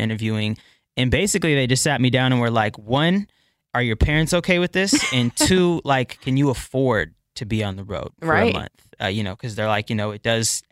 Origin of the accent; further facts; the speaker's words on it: Bremerton, Washington, United States; also born or lived in Port Orchard, Washington / Kent, Washington / Seattle, Washington; I was born in Bremerton. So that's here in Washington.